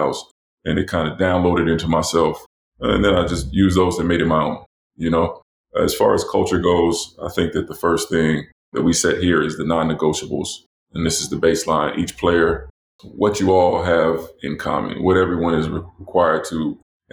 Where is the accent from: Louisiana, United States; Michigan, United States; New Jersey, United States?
New Jersey, United States; moved away as an adult; also born or lived in North Carolina / Europe / Florida; I grew up in New Jersey